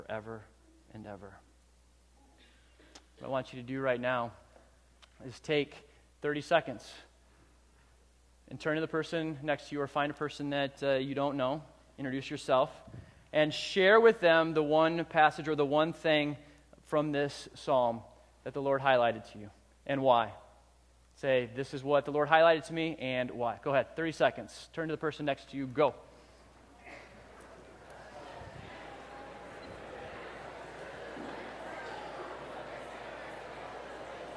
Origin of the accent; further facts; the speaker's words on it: Southern California, United States; in the 80s, I was a young man growing up in Southern California.